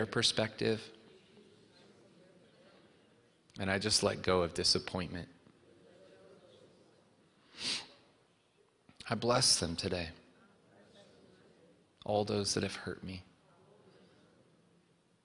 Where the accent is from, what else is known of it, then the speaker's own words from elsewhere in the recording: North Carolina, United States; we are in the South, and I grew up in North Carolina. I was born here